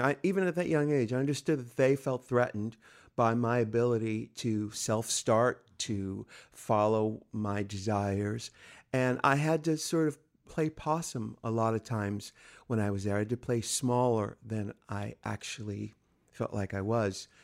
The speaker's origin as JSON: {"language": "English", "town": "San Diego", "region": "California", "country": "United States", "tie": "born or raised there", "said": "I'm from San Diego, California, just little over 100 miles from where we are right now"}